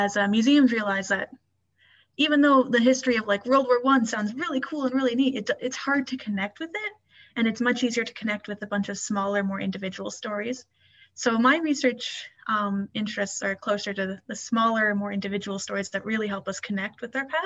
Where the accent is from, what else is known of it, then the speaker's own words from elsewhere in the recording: Prince Edward Island, Canada; I'm from Prince Edward Island